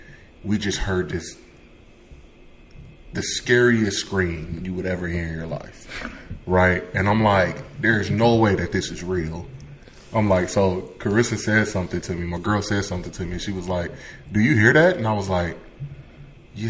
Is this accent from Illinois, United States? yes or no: yes; Chicago, Illinois, United States; I'm from Chicago.